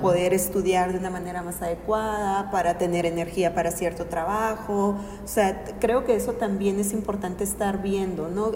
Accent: Mexico; como cultura mexicana

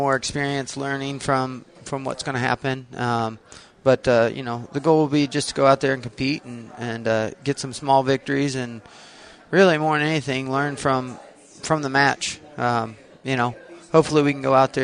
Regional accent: Bluffton, Indiana, United States; coach back here at Bluffton in my hometown

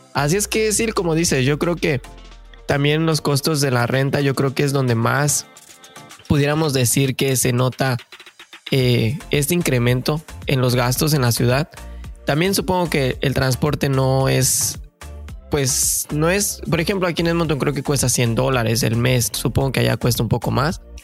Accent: Mexico; moved away as an adult; now in Canada

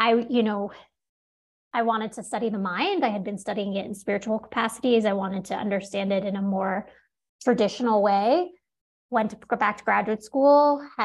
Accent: New York City, New York, United States; I grew up in New York City.

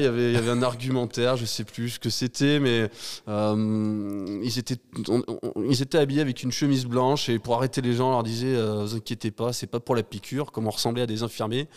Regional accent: Vernoux-en-Vivarais, Auvergne-Rhône-Alpes, France; je suis, euh, assez chauvin mais je suis ardéchois

